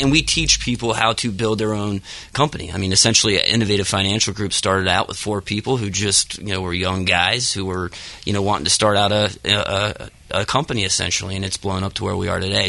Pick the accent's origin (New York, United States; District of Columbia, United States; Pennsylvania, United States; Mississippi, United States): Pennsylvania, United States; Dillsburg; right outside uh, Hershey, Pennsylvania. Right. Uh, yep, small town called Dillsburg.